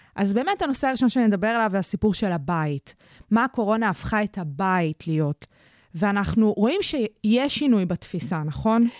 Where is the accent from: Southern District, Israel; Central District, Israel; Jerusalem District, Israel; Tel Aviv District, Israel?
Central District, Israel; Kfar Saba; אצלי בעיר, אני מכפר סבא